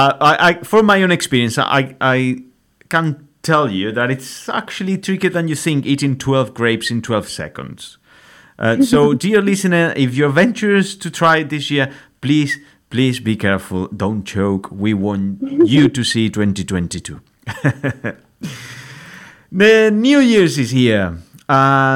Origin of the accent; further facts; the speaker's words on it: Spain; moved away; I remember growing up in Spain